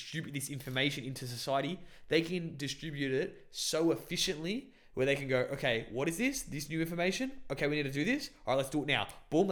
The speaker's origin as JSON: {"language": "English", "country": "Australia", "said": "I'm Australian"}